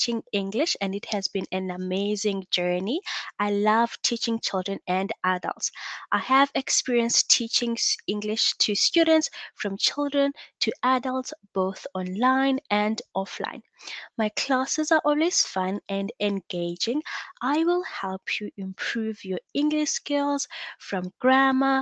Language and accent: English; South Africa; I am from South Africa